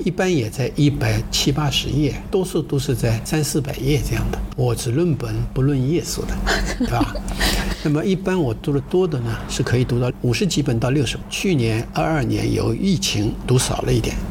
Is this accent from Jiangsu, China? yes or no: no; Shaoxing, Zhejiang, China; also born or lived in Heilongjiang; now in Shenzhen, China; 我妈妈呢就抱着我，才生下来一两个小时嘛，嗯嗯，我妈妈是产妇，抱着我坐船，绍兴是水乡嘛，都是河道，坐船逃难了